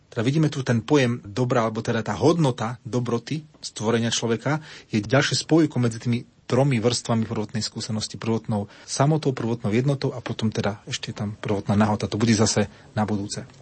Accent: Slovakia; som Slovák

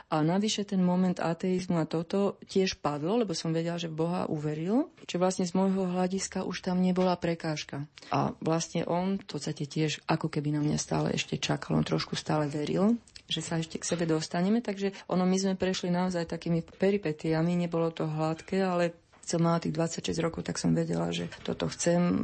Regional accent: Slovakia; ja som Slovenka

